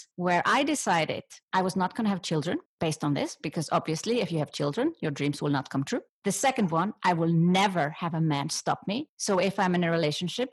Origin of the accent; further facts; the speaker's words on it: Iceland; I come from Iceland.